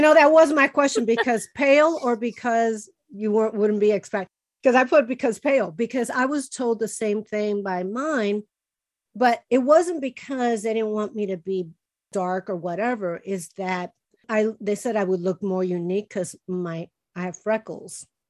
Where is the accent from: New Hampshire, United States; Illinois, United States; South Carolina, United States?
Illinois, United States; Chicago; first language Spanish; English is a second language; moved away; I was born and raised in Chicago, but we always spoke with Spanish at home